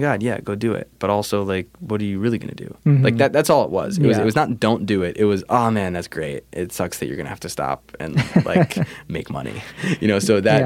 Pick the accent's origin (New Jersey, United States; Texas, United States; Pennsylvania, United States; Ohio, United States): New Jersey, United States; also born or lived in New York; I grew up in New Jersey. I was born in New York, but we moved to Jersey early. I was in like first grade.